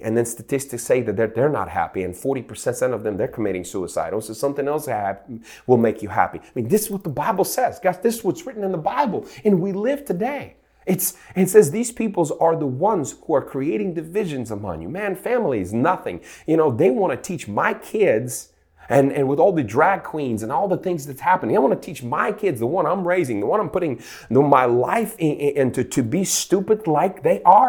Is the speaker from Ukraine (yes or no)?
yes; Ukraine; now in Santa Rosa Beach, United States; I grew up in Ukraine, and in nineteen eighties, I was a child of eighties